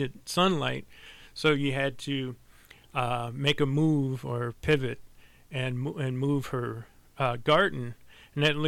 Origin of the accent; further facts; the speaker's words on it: St. Louis, Missouri, United States; now in Minnesota, United States; I grew up in St. Louis